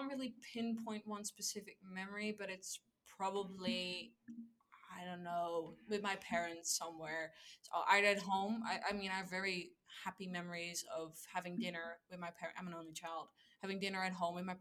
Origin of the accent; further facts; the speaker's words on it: Amsterdam, North Holland, Netherlands; I am from Amsterdam. I grew up in Amsterdam